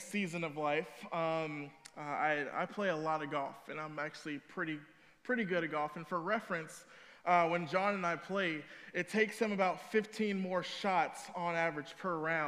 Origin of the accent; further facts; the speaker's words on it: Cedar Hill, Texas, United States; moved away; also born or lived in Chicago area; I'm actually from the Dallas area. I'm from Cedar Hill.